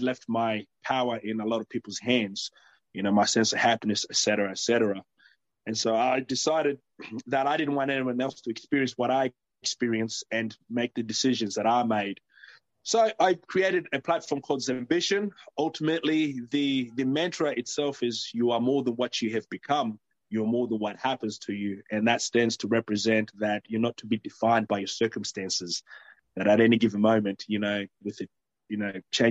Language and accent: English; Brisbane, Queensland, Australia; also born or lived in Malawi / Ipswich; I came to Australia in 1993. So originally I'm from Malawi, which is a small country in Southeast Africa. And yeah, we came here in 93, hit the ground running, North Brisbane in Kalenga is where I did my primary school.